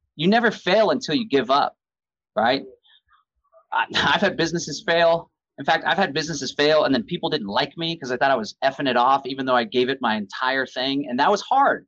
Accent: Austin, Texas, United States; I'm from Austin, so we have this Austin Trail of Lights

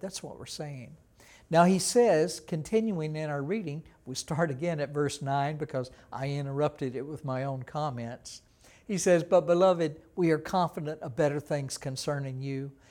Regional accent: Texas, United States; I was from Texas. We didn't have an ocean in Texas like

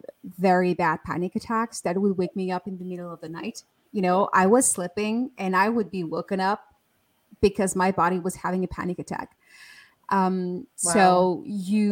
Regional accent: France; I was born and raised in France

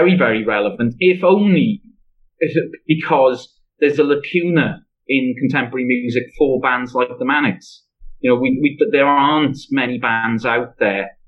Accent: Swansea, Wales, United Kingdom; accent: Swansea; my accent is a bit of a giveaway, isn't it? And, you know, and the way I sing it after every sentence is an even bigger giveaway that I'm from Swansea and not another place in Wales

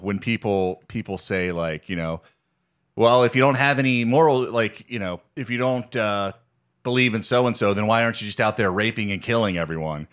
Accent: Virginia, United States; In Virginia, we literally, like, read Bible stories in class

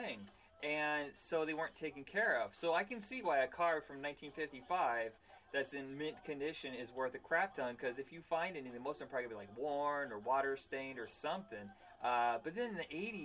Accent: Indiana, United States; growing up in Indiana

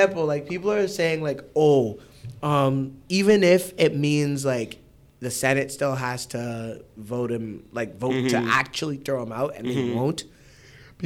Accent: Canada; I'm from Canada

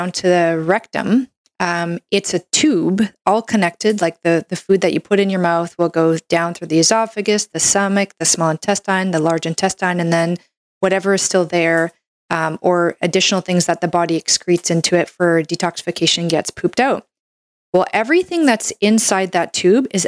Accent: Canada; I'm a Canadian medical doctor

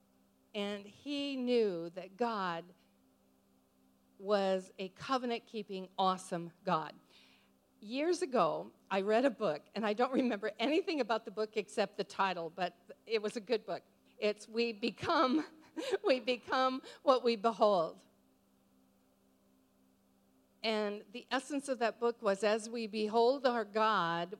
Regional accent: Montana, United States; moved away; also born or lived in New Zealand; I'm a grandma from Montana

